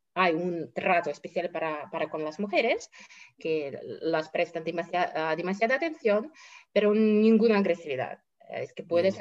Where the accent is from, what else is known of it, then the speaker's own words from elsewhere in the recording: Russia; aquí, por ejemplo, en Rusia siempre tuvimos y seguimos